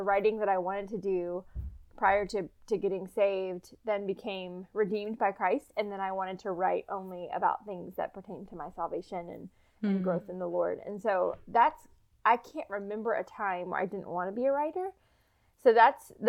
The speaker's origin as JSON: {"language": "English", "town": "Dallas", "region": "Texas", "country": "United States", "tie": "born or raised there", "also_born_or_lived": "Louisville, Kentucky", "moved": "yes", "lives_now": "Little Rock, United States", "said": "I'm from Dallas."}